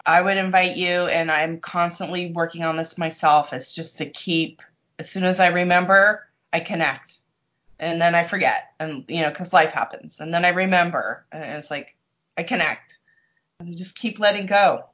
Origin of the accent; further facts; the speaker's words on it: San Diego, California, United States; I grew up in San Diego